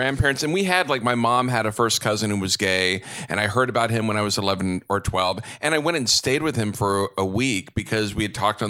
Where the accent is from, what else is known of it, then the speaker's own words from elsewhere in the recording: Texas, United States; I grew up in Texas.